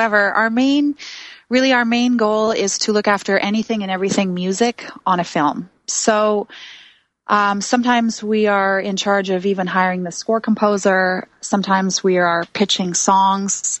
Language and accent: English; Vancouver, British Columbia, Canada; also born or lived in New York City; the scene, the culture that I grew up in Vancouver, BC.